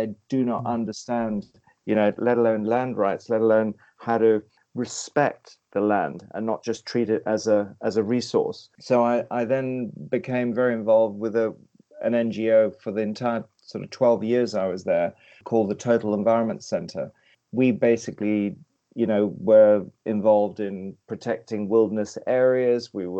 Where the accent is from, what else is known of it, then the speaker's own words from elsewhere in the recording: Kenya; also born or lived in West Africa; Growing up in East Africa in the middle of a guerrilla war, or actually moving, my parents were in the Mau Mau war in Kenya, but then we moved across to West Africa where there was a guerrilla war between local tribes